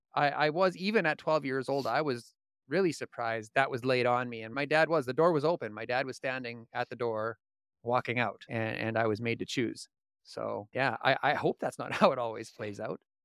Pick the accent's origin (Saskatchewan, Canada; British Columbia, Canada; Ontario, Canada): Saskatchewan, Canada; Indian Head; also born or lived in Regina, Saskatchewan; I was born in Regina, Saskatchewan. I spent the first eight years of my life in a small town called Indian Head, Saskatchewan, and from that point on, we bounced all over the province